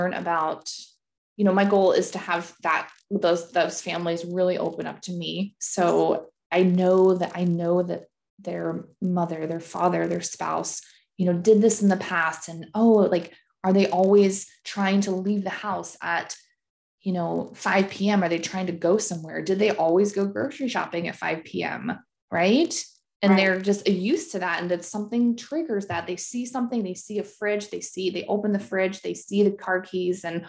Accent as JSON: {"language": "English", "town": "Seattle", "region": "Washington", "country": "United States", "also_born_or_lived": "Germany", "said": "I moved home to Seattle to care for her"}